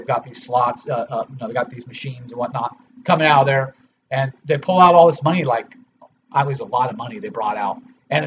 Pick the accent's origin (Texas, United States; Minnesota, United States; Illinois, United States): Illinois, United States; Cook County; I was born in Cook County, Illinois